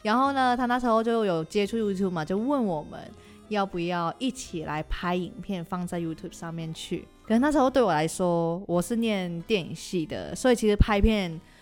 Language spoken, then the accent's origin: Chinese; Hong Kong; moved away as an adult; now in Taiwan; 我是来自香港的女生